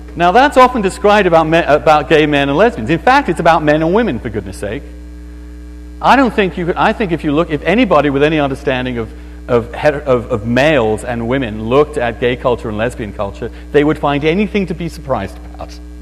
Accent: East Grinstead, South East England, United Kingdom; moved away; my hometown, and it's a beautiful little town in England called East Grinstead

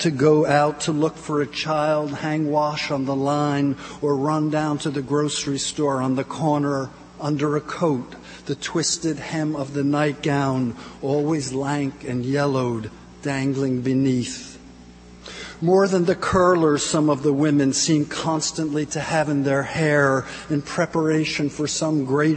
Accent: New Jersey, United States; I'm from New Jersey

